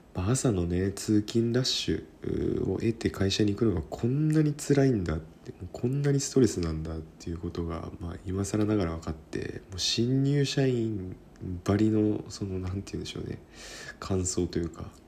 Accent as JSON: {"language": "Japanese", "region": "Kyushu", "country": "Japan", "tie": "born or raised there", "also_born_or_lived": "Sendai", "moved": "yes", "lives_now": "Tokyo, Japan", "said": "九州が地元なんですけどね"}